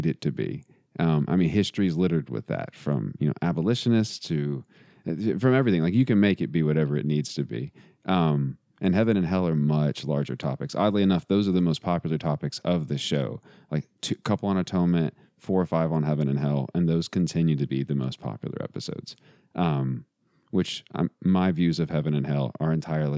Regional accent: Texas, United States; we're both from Texas

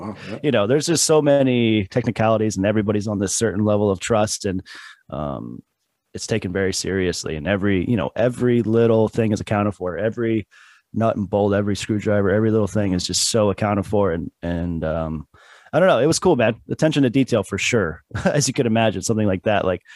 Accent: California, United States; also born or lived in Iowa / Newport Beach, California / Lake Elsinore, California; now in Florida, United States; my family moved to California, and that's where I was raised.

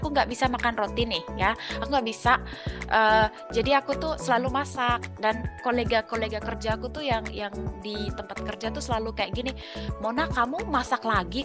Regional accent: Indonesia; now in Germany; kita orang Indo

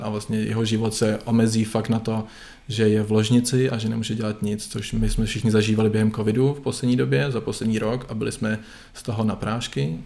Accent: Czechia; moved away as an adult; also born or lived in Netherlands; jsem hrdý na to, že jsem Čech

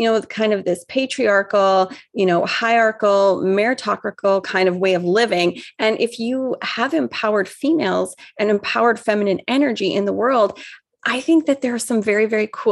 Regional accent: Vancouver, British Columbia, Canada; I'm from the West Coast, so I'm obviously this West Coast liberal, right? Like you just know I'm from Vancouver

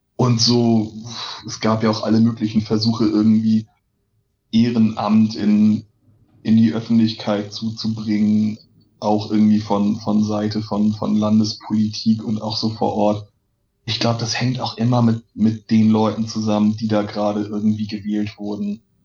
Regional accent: Lübeck, Schleswig-Holstein, Germany; in meiner Geburtsstadt Lübeck

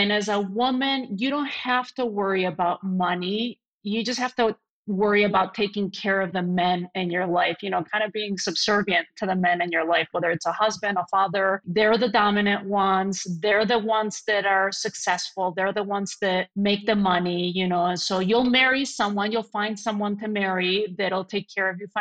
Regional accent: Madrid, Community of Madrid, Spain; first language Spanish; English is a second language; now in United States; born and raised in Madrid

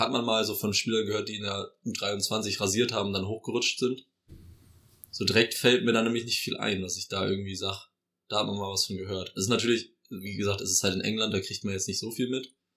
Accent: near Oldenburg, Lower Saxony, Germany; ich komme ja aus der Nähe von Oldenburg und ich verfolge auch immer so viel die heimatlichen Vereine

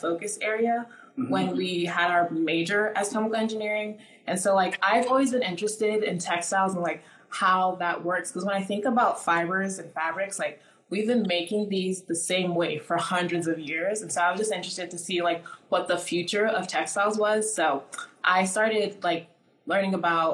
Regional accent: Houston, Texas, United States; also born or lived in Nigeria / Atlanta / Philadelphia / New York; I was born in Nigeria, but I grew up in America

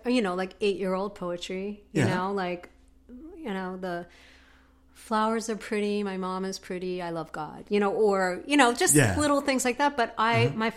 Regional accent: Northeast, United States; I grew up in the Northeast

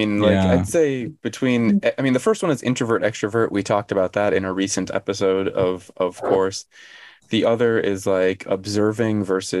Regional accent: United States; now in South Korea; I was born on July 24th in America

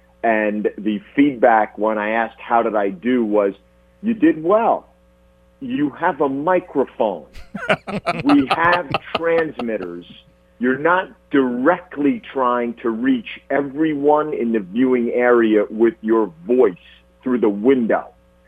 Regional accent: New Jersey, United States; moved away; growing up in New Jersey

